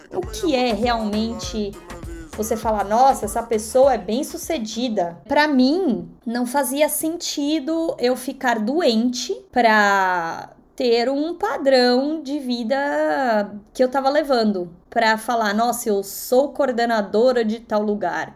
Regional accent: São Paulo, Brazil; moved away as an adult; now in United States; Quando eu cresci, é, anos 90 em São Paulo

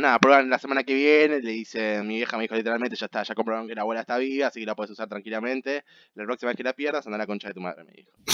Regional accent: Argentina; soy argentino

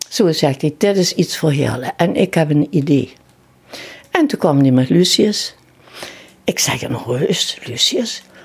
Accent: Kerkrade, Limburg, Netherlands; also born or lived in Heerlen; Ik ben geboren in Kerkrade

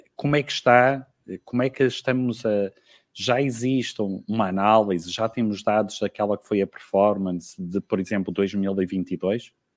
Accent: Ermesinde, Porto District, Portugal; moved away as an adult; now in Guarda, Portugal; Sou, sou natural, sou natural do Porto, não é? em concreto, nascida e criada em Irmezinho

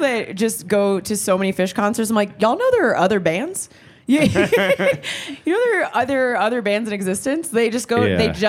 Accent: New York, United States; growing up in New York

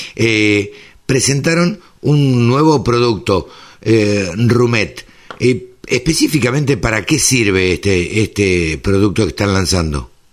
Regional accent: Maipú, Buenos Aires Province, Argentina; yo nací en Maipú, me crié en Maipú, zona de cría

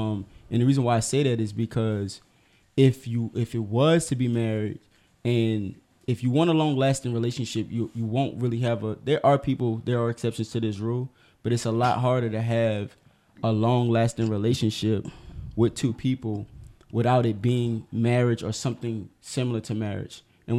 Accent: New Orleans, Louisiana, United States; And I'm from

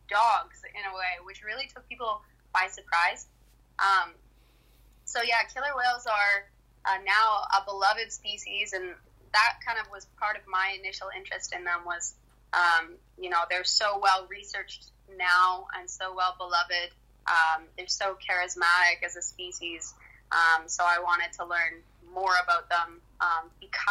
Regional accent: Canada; I'm Canadian, so I saw what was happening in my own backyard, essentially, in my own country

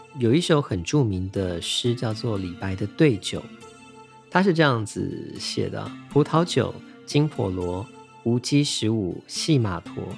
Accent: Taiwan; 我身为一个土生土长的台湾岛屿的居民，从小所见的环境呢，大概就是椰林或者是海洋、山峦等等

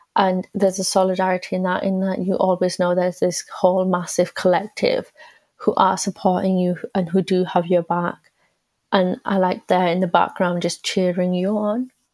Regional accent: England, United Kingdom; I'm also British because this is where I've been born and where I've been brought up

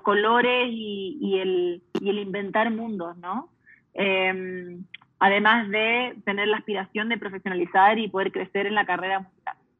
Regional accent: United States; Yo me crié en Estados Unidos siendo chilena, entonces viviendo en una casa bilingüe, multicultural

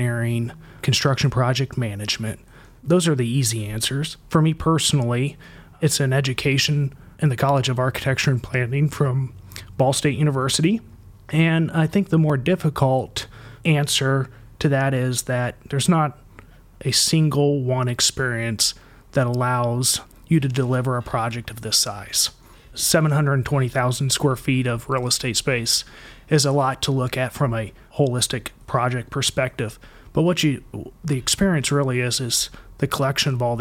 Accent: Kokomo, Indiana, United States; I grew up in Kokomo, Indiana

